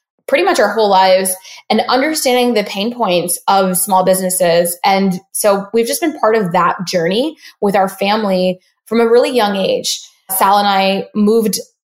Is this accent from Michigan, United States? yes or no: no; Dallas, Texas, United States; we actually grew up in Dallas, Texas.